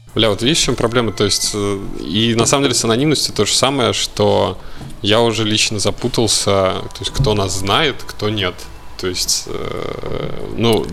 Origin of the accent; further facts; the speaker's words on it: Moscow, Russia; я москвич. Э, хм. Вот не знаю, в каком поколении, блядь, но москвич